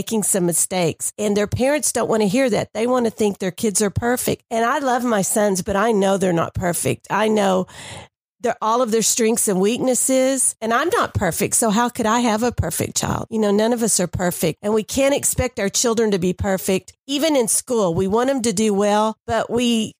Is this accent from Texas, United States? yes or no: yes; Dallas, Texas, United States; I grew up in Dallas